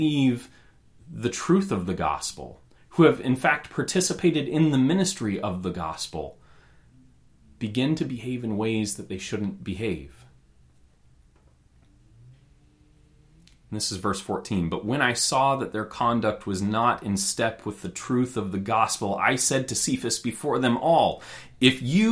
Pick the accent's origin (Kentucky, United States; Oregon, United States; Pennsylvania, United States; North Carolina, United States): Oregon, United States; Roseburg; I grew up in Roseburg, Oregon